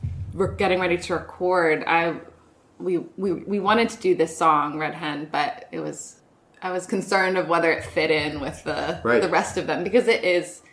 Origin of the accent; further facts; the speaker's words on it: Lexington, Virginia, United States; moved away; my hometown, Lexington, was in the news that week.